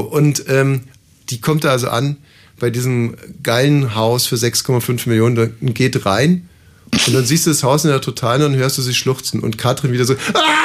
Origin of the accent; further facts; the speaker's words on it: Germany; also born or lived in Brandenburg; als Deutscher